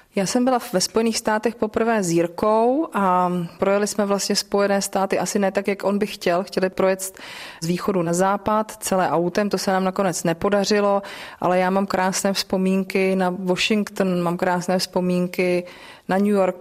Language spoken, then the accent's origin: Czech; Bohemia, Czechia; tady u nás v Čechách